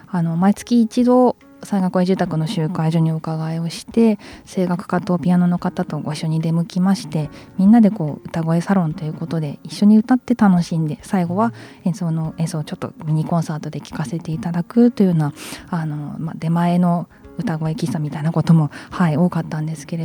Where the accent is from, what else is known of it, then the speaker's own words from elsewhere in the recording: Sendai, Miyagi, Japan; born there; あの仙台生まれの自分はやっぱり地震に慣れ慣れてと言ったらおかしいですけれども